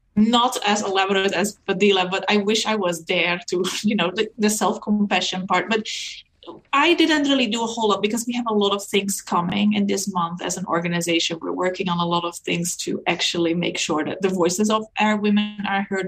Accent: Netherlands; moved away as an adult; now in Canada; coming to Canada and really rethinking um, education not being recognized, even though I'm from Europe.

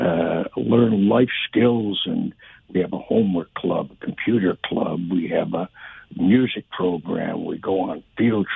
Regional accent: Windsor, Ontario, Canada; also born or lived in Detroit, Michigan, United States; growing up in the Detroit Windsor area

